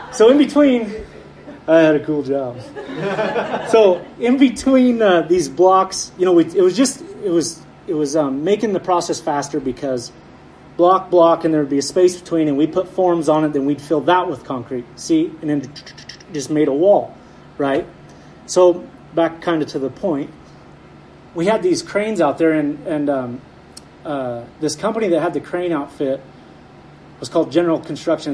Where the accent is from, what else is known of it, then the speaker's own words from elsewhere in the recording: Heppner, Oregon, United States; where I grew up over in Heppner